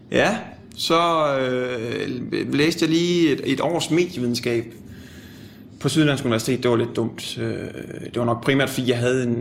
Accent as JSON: {"language": "Danish", "town": "Annebøl", "region": "Southern Denmark", "country": "Denmark", "tie": "born or raised there", "moved": "yes", "lives_now": "Copenhagen, Denmark", "said": "Jeg er 27 år gammel. Hvor er du fra? Jeg er fra Annebøl, øh, en lille by på Fyn. Øh, tidligere en del af Vissenbjerg Kommune, nu er så en del af Astens Kommune, tror jeg. Øh, ja, oprindeligt."}